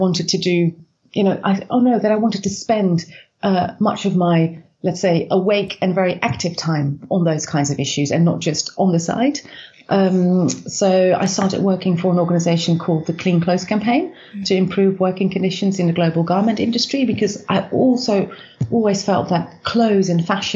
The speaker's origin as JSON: {"language": "English", "country": "Netherlands", "tie": "born or raised there", "said": "I was born in the Netherlands"}